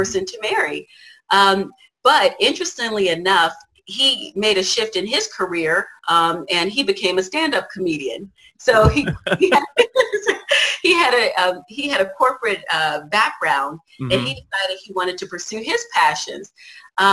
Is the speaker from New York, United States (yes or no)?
no; Washington, District of Columbia, United States; moved away as an adult; now in California, United States; I moved to California from Washington, D.C. area where I was raised